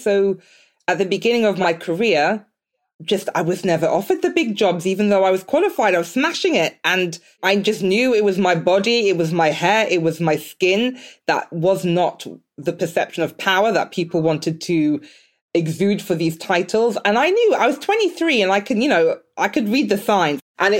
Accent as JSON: {"language": "English", "country": "Nigeria", "said": "I'm Nigerian, but I have some Benin in me as well, and Togo."}